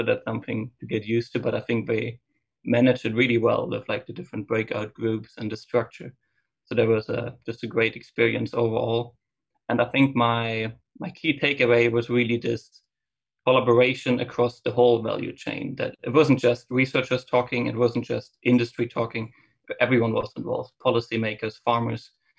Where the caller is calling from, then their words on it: Gainesville, Florida, United States; Yeah, I'm joining from Gainesville, Florida.